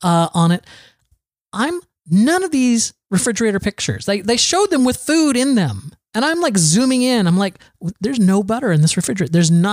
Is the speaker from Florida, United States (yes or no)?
yes; Florida, United States; So I'm from Florida.